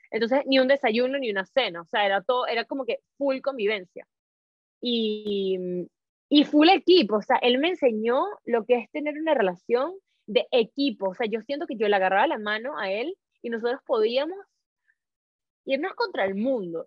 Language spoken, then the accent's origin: Spanish; Caracas, Capital District, Venezuela; moved away as an adult; also born or lived in Spain / Tenerife / Luxembourg; now in Madrid, Spain; yo nací en Caracas